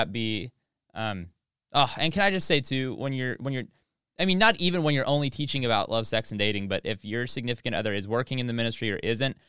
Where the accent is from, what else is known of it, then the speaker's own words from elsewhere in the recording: Oklahoma, United States; Sorry, I'm from Oklahoma. I can't. It's in my blood.